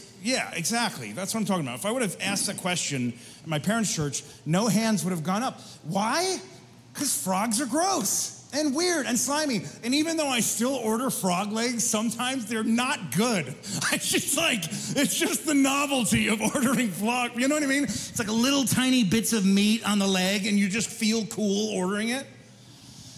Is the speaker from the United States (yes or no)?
yes; Margaretville, New York, United States; I grew up upstate New York, 2.5 hours on a good drive, 3 on a bad drive. And I grew up in the Catskill Mountains for my formative years, really 11 through probably 18.